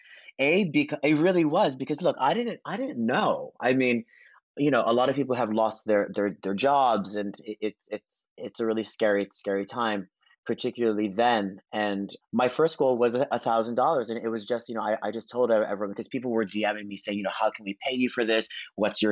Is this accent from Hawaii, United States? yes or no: yes; Hawaii, United States; moved away; I grew up in Hawaii. And so it was a long journey, really small town on the not fancy side of the island